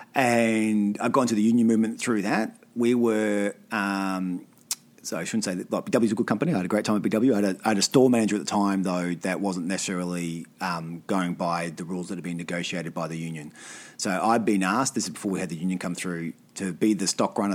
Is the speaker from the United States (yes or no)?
no; Alice Springs, Northern Territory, Australia; also born or lived in Tennant Creek; I grew up in Tennant. I grew up in Alice.